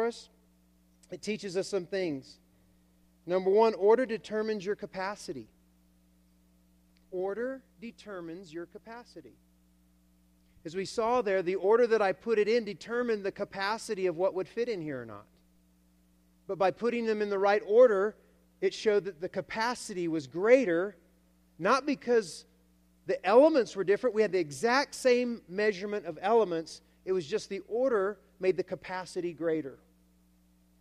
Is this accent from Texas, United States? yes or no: no; Alabama, United States; I come from the South, Alabama.